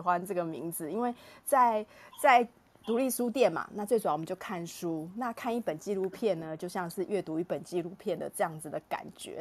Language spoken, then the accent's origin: Chinese; Taiwan; 这个故事对于我们台湾人的每一个人都是有价值的